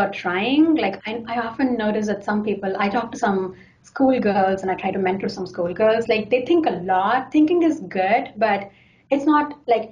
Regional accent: India; now in Seattle, United States; I come from India

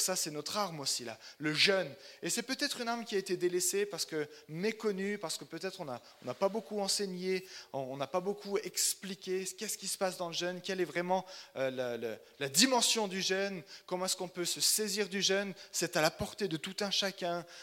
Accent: Chalon-sur-Saône, Bourgogne-Franche-Comté, France; moved away as an adult; now in Oslo, Norway; Je suis né à Chalon-sur-Saône, donc je suis bourguignon

